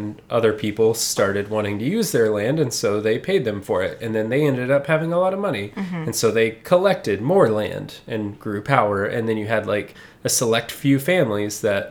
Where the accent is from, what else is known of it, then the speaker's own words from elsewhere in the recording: Texas, United States; I grew up in Texas.